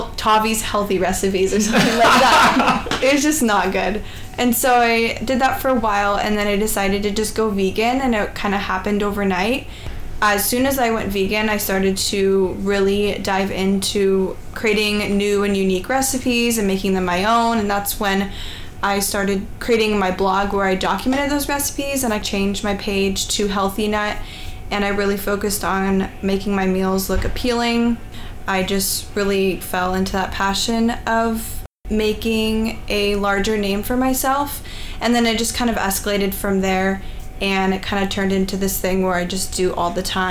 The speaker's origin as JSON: {"language": "English", "town": "Seattle", "region": "Washington", "country": "United States", "said": "I'm from Seattle."}